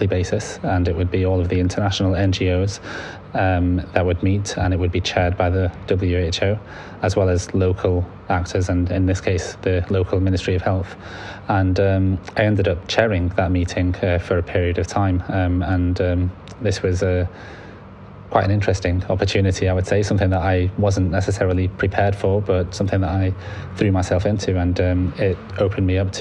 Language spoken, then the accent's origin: English; Manchester, North West England, United Kingdom; also born or lived in Libya; in Manchester, in my hometown